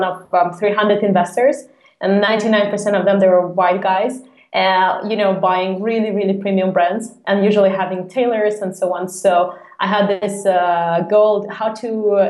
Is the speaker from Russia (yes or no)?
yes; Moscow, Russia; moved away as an adult; now in Copenhagen, Denmark; I'm originally from Russia, from Moscow, and I moved to Copenhagen two and a half years actually ago.